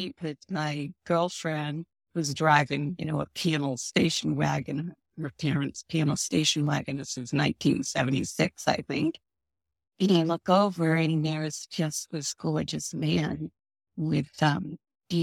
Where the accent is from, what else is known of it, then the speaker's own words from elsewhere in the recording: Worcester, Massachusetts, United States; I did grow up in Worcester, Massachusetts